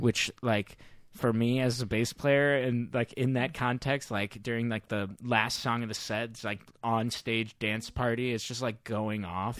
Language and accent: English; St. Louis, Missouri, United States; now in San Francisco, United States; back home in Missouri in my hometown